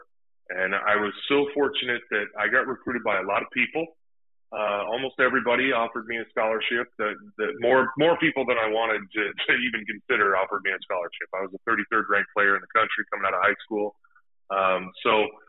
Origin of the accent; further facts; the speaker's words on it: San Diego, California, United States; moved away as an adult; also born or lived in Utah; I was born in Utah, and I grew up in San Diego